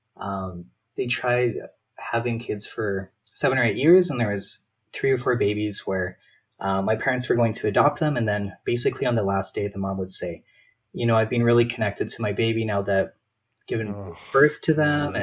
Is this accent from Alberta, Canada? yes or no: yes; Calgary, Alberta, Canada; born and raised in Calgary